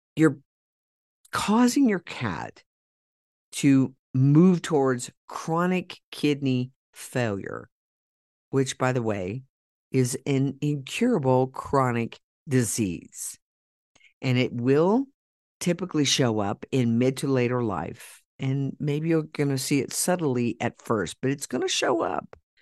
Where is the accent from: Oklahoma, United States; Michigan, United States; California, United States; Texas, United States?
Oklahoma, United States; in Oklahoma, my hometown